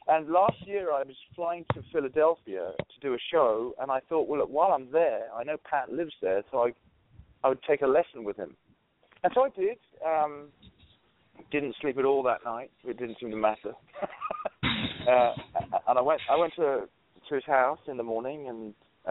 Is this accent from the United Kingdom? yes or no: yes; London, United Kingdom; moved away; as an English guy coming from London